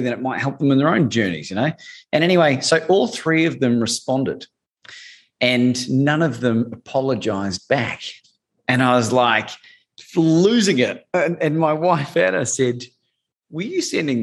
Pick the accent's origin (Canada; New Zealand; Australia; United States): New Zealand; growing up in New Zealand